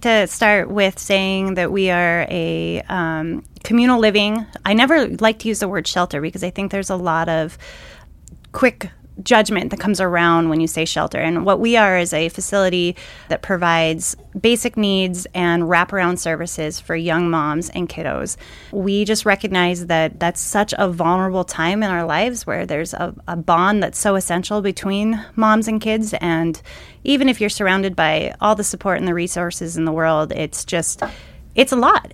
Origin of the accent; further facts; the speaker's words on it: Great Falls, Montana, United States; I'm born and raised in Great Falls, Montana